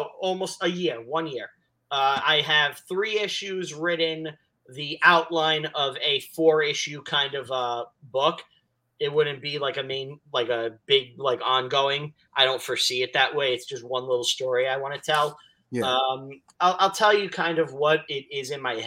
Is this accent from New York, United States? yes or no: yes; New York City, New York, United States; I'm from Staten Island